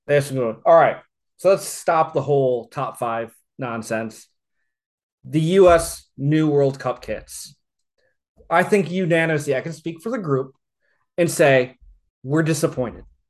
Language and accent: English; United States; I'm American